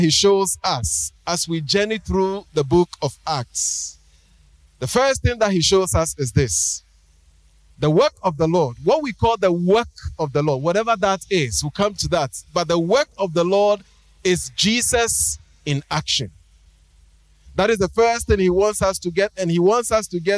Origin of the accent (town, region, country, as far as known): Ghana